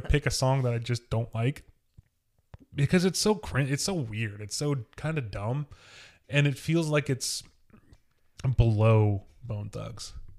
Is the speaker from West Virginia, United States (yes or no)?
no; Wilmington, Ohio, United States; I'm from Wilmington